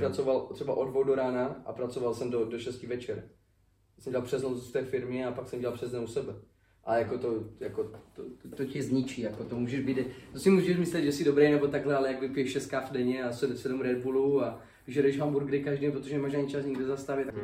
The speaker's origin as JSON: {"language": "Czech", "country": "Czechia", "moved": "as an adult", "lives_now": "United States"}